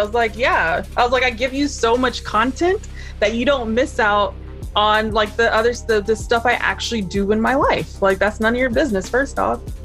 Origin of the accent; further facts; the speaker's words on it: Florida, United States; also born or lived in New Jersey; I was born in New Jersey, raised in Florida